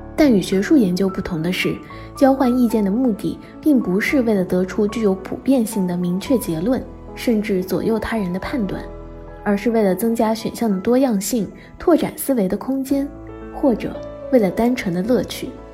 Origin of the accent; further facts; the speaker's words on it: southeast coast, China; moved away as an adult; also born or lived in Beijing; 我从小在东南沿海的一座小城长大，后来去帝都完成了本科学业